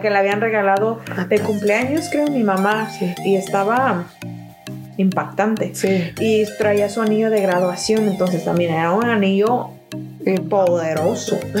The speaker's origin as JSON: {"language": "Spanish", "country": "Mexico", "said": "yo soy mexicana"}